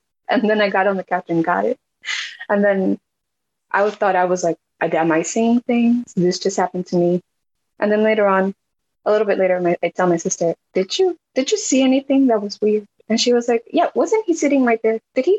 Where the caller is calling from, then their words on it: New York, United States; I'm in New York.